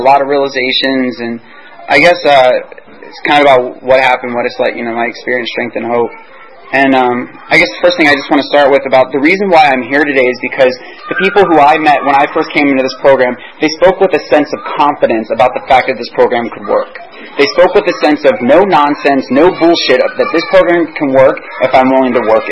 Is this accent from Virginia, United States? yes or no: yes; Virginia Beach, Virginia, United States; I'm from Virginia Beach